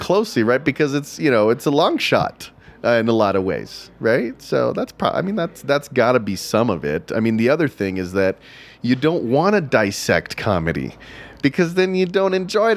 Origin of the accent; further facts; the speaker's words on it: Texas, United States; I grew up in Texas